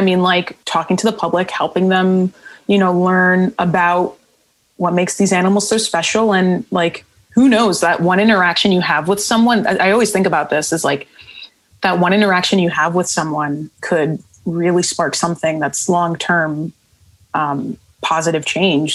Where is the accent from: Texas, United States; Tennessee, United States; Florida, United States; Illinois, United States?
Florida, United States; Miami; moved away; Miami, my hometown